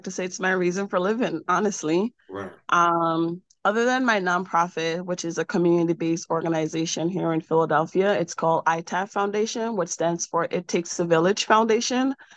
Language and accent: English; Jamaica; I was born and raised in Jamaica.